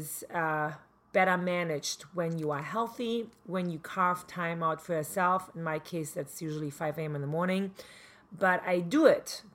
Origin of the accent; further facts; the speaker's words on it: East Germany, Germany; English is a second language; moved away as an adult; now in Manhattan Beach, United States; I grew up in East Germany, communist East Germany